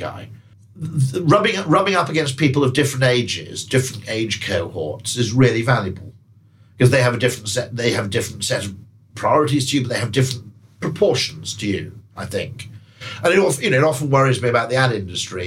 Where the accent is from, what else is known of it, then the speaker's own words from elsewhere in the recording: United Kingdom; as a Brit